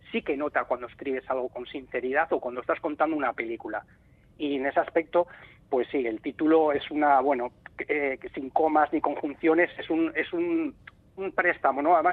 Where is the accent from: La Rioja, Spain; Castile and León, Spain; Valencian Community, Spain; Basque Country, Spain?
Basque Country, Spain; Ordizia; also born or lived in Vigo; Porque es verdad que nosotros emigramos, mis padres y, yo, yo tendría apenas tendría tres años y, vinimos aquí a Ordicia